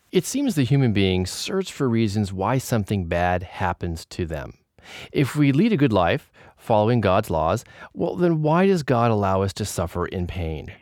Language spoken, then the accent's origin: English; Moraga, California, United States; We grew up together in Moraga, California, a suburb of San Francisco